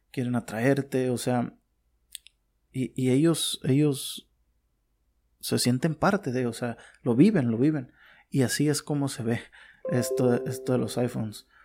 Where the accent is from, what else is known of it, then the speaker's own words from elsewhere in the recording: Mexico; bueno, en mi país, por ejemplo, en México, eh, es una mafia prácticamente.